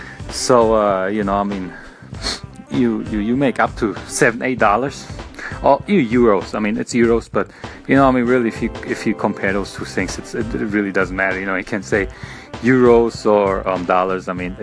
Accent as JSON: {"language": "English", "region": "Berlin", "country": "Germany", "lives_now": "United States", "said": "I came all the way from Berlin, Germany to the United States."}